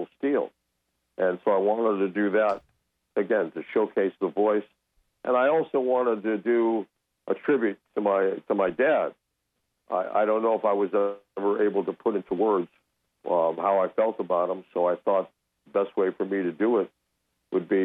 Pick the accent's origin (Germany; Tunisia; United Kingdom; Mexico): Mexico; Mexico City; moved away; I grew up in Mexico City